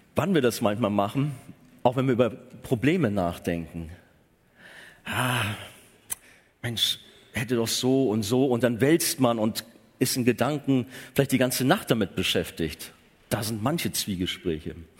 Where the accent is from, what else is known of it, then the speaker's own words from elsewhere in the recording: Germany; gerade auch als Deutsche